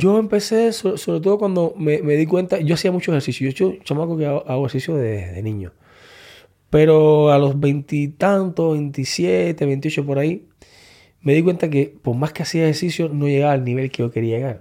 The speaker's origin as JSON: {"language": "Spanish", "country": "Cuba", "tie": "born or raised there", "moved": "as an adult", "said": "Yo salí de Cuba con 19 años"}